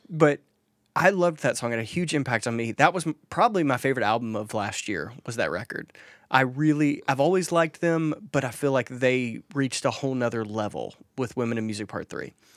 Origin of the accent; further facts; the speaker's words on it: Mississippi, United States; I'm from Mississippi